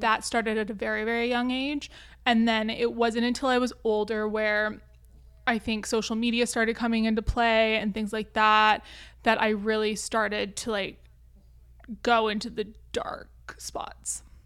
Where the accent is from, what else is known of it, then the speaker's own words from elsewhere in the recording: Vancouver, British Columbia, Canada; I'm from Vancouver, Canada